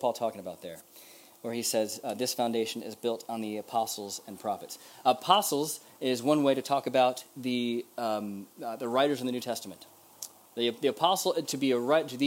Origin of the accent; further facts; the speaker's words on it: United States; as an American